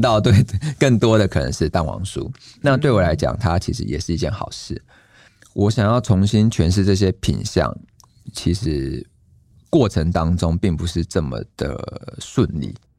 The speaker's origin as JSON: {"language": "Chinese", "town": "Lukang", "region": "Changhua County", "country": "Taiwan", "tie": "born or raised there", "said": "像我们小时候在鹿港"}